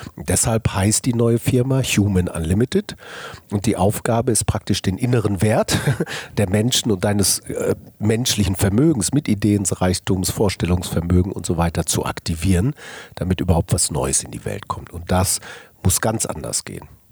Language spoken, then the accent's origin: German; Ruhr area, North Rhine-Westphalia, Germany; also born or lived in Cologne; Ich bin geboren im Kohlenpott 1963 äh, und das prägt dich. Das heißt, du hast schon Maloche gelernt und Kumpelmentalität